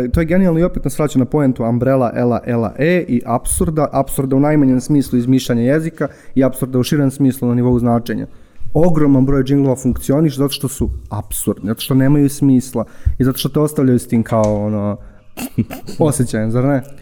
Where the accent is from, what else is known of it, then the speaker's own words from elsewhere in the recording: Užice, Zlatibor District, Serbia; moved away; Ja sam odrastao u Užicu